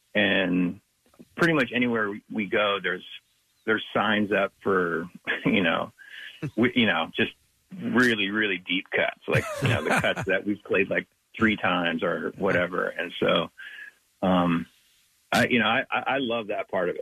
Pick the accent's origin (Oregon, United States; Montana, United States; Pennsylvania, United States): Montana, United States; Big Sandy; I grew up in Big Sandy, which is super, super isolated.